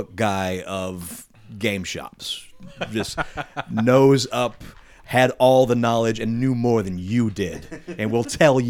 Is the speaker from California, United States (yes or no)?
no; Indiana, United States; I grew up in Indiana